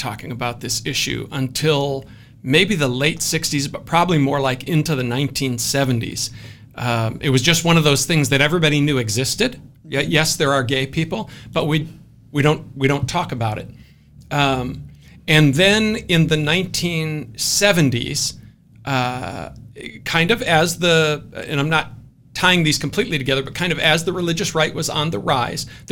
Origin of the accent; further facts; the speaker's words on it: Scotland, United Kingdom; I'm Scottish